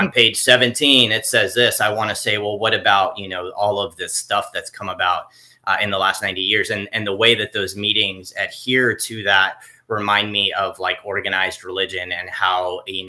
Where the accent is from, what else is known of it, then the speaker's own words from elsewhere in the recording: South Florida, United States; I grew up in South Florida